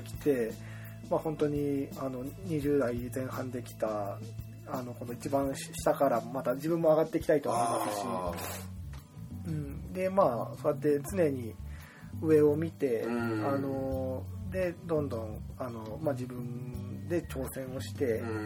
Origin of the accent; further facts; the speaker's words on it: Maebashi, Gunma, Japan; moved away as an adult; now in Okawa, Japan; 同じ群馬県前橋市出身